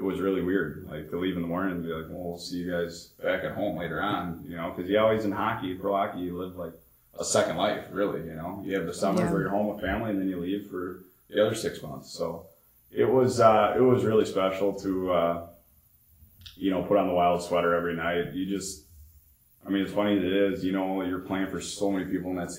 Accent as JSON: {"language": "English", "town": "South St. Paul", "region": "Minnesota", "country": "United States", "tie": "born or raised there", "said": "where I grew up in Minnesota, South St. Paul"}